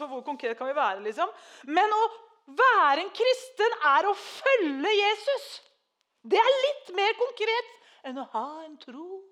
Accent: Treungen, Telemark, Norway; moved away; jeg har vokst opp i Treungen, så jeg kan òg nynorsk

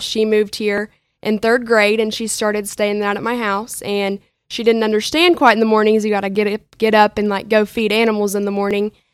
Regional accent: Minco, Oklahoma, United States; I am from Minko, Oklahoma

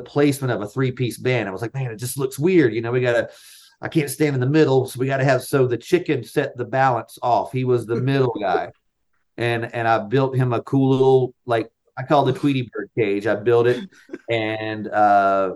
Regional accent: North Carolina, United States; I grew up in North Carolina

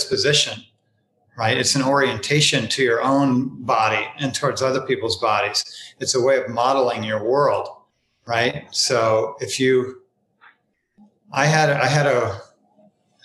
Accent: northern New Jersey, United States; I grew up on garbage trucks in northern New Jersey, so it's a little rough inside of this mouth

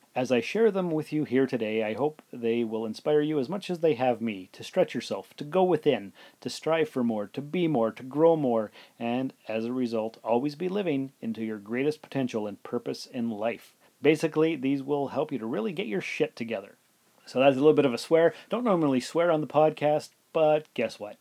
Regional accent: Sault Ste. Marie, Ontario, Canada; also born or lived in North Bay, Ontario; now in Timmins, Canada; I'm from Sault Ste. Marie, Ontario, and I lived in North Bay, and I lived in, well, I'm living in Timmins right now.

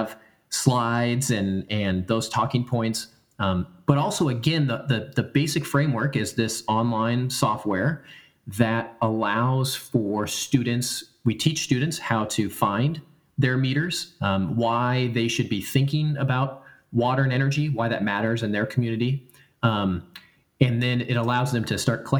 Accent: United States; I come from the Oregon California border. My family does.

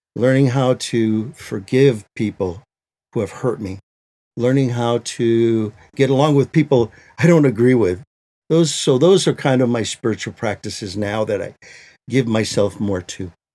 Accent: Michigan, United States; now in Maricopa, United States; I grew up in Michigan, uh, in the land of the Anishinabeg, we say

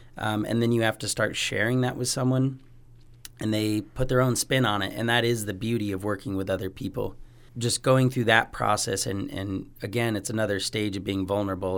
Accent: Spokane, Washington, United States; now in Bozeman, United States; I did grow up in Spokane, Washington, in the valley um, for almost 16 years

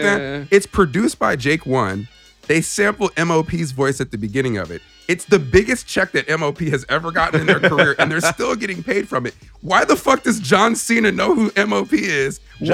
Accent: New York, United States; I'm from New York.

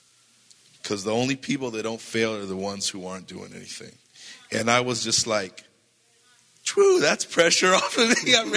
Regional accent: California, United States; I didn't know anybody. I came from Southern California.

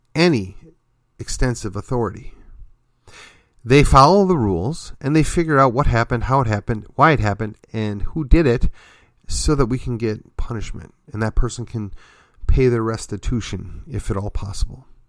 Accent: McKinney, Texas, United States; my hometown of McKinney

